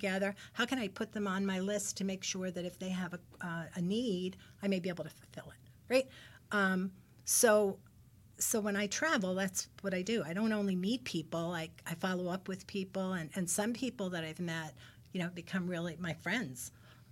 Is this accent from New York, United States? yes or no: yes; New York City, New York, United States; now in New Jersey, United States; I'm from Brooklyn, moved to Jersey